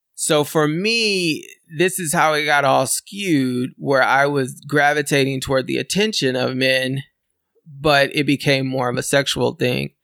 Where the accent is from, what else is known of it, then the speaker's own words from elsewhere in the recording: California, United States; I'm a born and raised in California